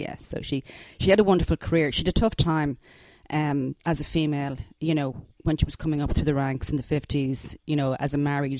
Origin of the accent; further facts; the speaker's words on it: Dublin, Leinster, Ireland; I grew up in Kilmacud, which is, in an estate called Stillorgan Wood up there.